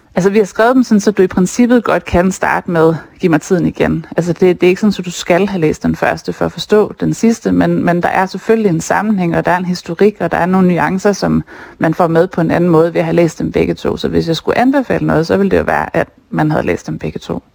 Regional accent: Skagen, North Denmark Region, Denmark; now in Copenhagen, Denmark; den by, jeg selv er vokset op

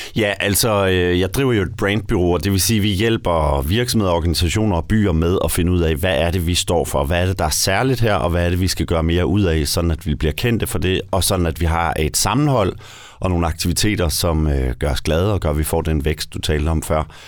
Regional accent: North Funen, Southern Denmark, Denmark; på Nordfyn, hvor jeg kommer fra

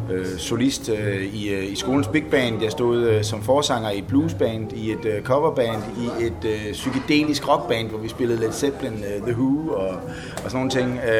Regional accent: Finland; Jeg er fra Finland.

